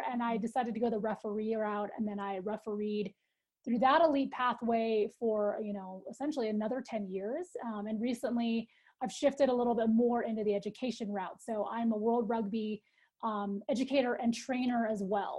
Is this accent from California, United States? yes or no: yes; Northern California, United States; moved away as an adult; now in Colorado, United States; I grew up in Northern California.